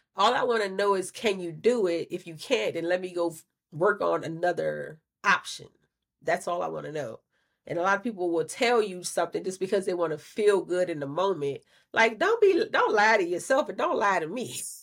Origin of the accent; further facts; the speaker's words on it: Louisiana, United States; I'm from Louisiana